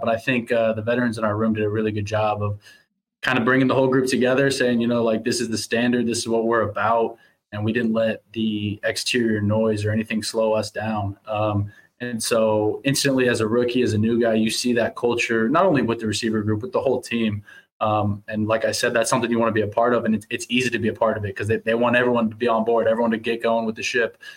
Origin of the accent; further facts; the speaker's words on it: Overland Park, Kansas, United States; moved away as an adult; now in Winnipeg, Canada; growing up in Kansas City